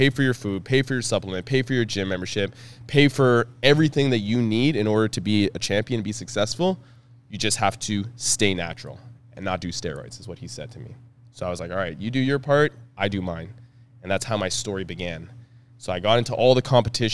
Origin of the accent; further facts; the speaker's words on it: Ottawa, Ontario, Canada; I'm from Ottawa